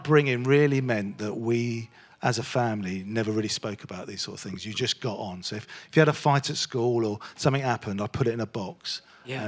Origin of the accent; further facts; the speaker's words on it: London, United Kingdom; I was born in South London, in Thornheath, Croydon, North Croydon.